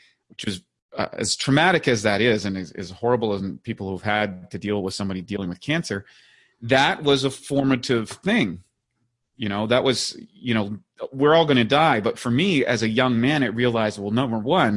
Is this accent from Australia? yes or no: no; Northern Canada, Canada; growing up in Northern Canada, you know, in Canada, and playing hockey